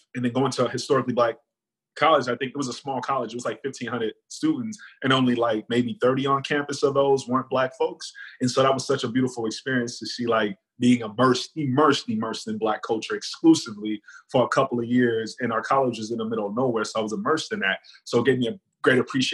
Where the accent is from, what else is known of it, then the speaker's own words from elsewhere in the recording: United States; I am very American